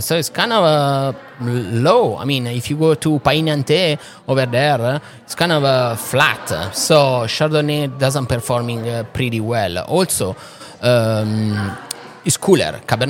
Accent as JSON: {"language": "English", "country": "Italy", "tie": "born or raised there", "second_language": "English", "said": "So, it's colder here than in my hometown in Italy."}